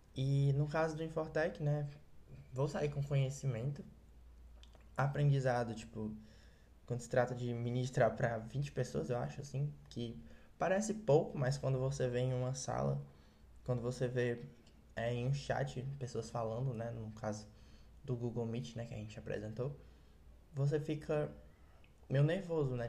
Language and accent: Portuguese; Ceará, Brazil; sou do Ceará, talvez por isso eu fale um pouco apressado demais